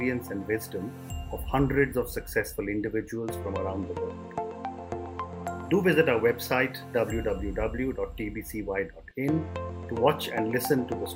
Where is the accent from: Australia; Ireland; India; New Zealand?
India; as an Indian